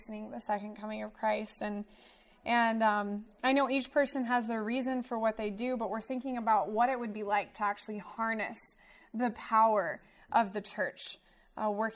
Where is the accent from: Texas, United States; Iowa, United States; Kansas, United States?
Kansas, United States; Wichita; also born or lived in Central California; now in Southern California, United States; I grew up in Wichita, Kansas.